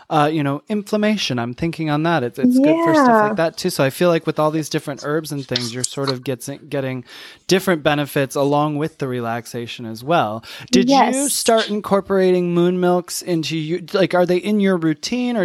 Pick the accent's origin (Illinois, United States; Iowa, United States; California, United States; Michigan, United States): Michigan, United States; also born or lived in New York; now in Atlanta, United States; I'm from Michigan originally. I lived in New York the last 20 years. Now we're in Atlanta